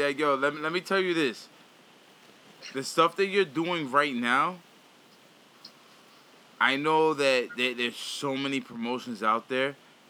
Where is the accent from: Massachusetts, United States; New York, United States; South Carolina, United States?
New York, United States; New York City; also born or lived in Sunnyside, Queens; I'm in Sunnyside, but I'm from Flushing, Queens.